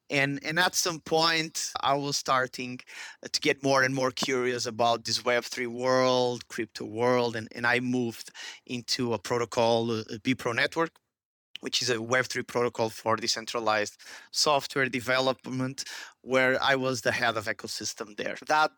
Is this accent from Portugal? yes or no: yes; Porto, Norte, Portugal; born there; Well, in short, I was born in Porto, Portugal.